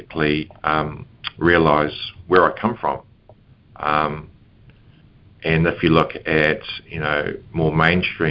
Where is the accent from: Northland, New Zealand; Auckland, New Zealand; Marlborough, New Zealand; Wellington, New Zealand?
Northland, New Zealand; Matapouri; I was brought up in the North Island in a place called Matapori Bay, which is a little coastal community